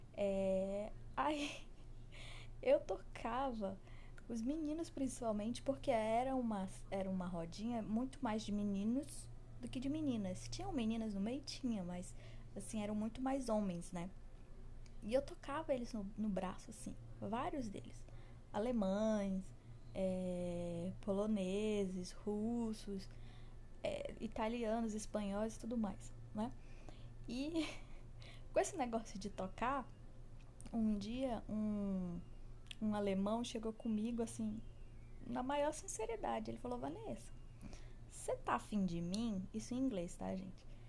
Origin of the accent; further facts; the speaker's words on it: Brazil; eu sou brasileira